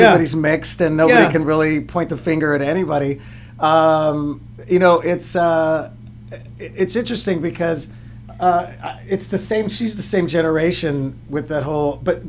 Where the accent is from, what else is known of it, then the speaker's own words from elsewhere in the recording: Tulare, California, United States; moved away as an adult; also born or lived in San Jose, California / Los Angeles; I was born in San Jose, and we lived there for about, I was the youngest, so we moved at, when I was about six, back to the San Joaquin Valley, which where my parents are from, like in between Fresno and Bakersfield, dude. So, like there's a little town called Tulare, California, farm town.